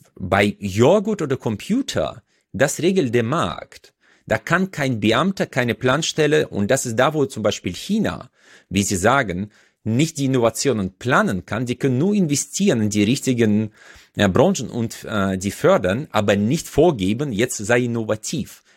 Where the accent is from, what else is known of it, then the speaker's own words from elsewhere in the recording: Uzbekistan; now in Germany; Usbekistan, wo ich herkomme